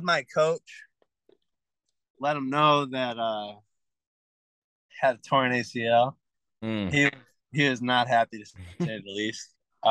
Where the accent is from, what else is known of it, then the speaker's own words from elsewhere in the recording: Lorain, Ohio, United States; also born or lived in Cleveland; I grew up in Lorraine, Amherst area.